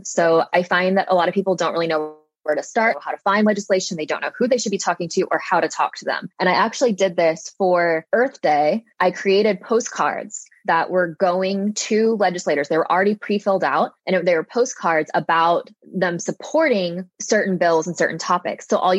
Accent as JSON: {"language": "English", "town": "Little Rock", "region": "Arkansas", "country": "United States", "said": "So I'm from Arkansas."}